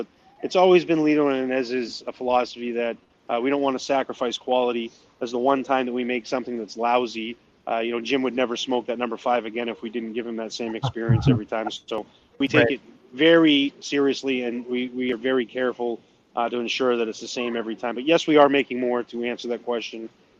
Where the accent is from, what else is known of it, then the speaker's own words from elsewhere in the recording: New Brunswick, Canada; accent: New Brunswick; Like, I sound like I'm from New Brunswick, most if you listen. I probably sound New England to you guys because you got stronger yep. Canadian accents than I got.